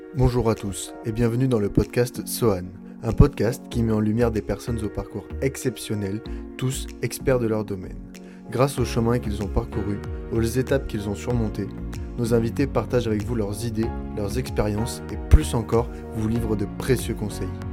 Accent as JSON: {"language": "French", "area": "Picardy", "region": "Hauts-de-France", "country": "France", "said": "je viens de Picardie"}